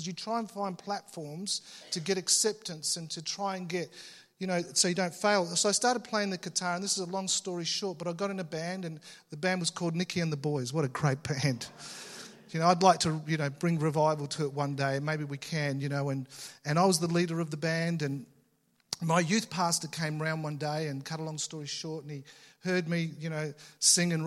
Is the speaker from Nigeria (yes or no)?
no; Australia; I was born in Australia, but you know, I had Italian parents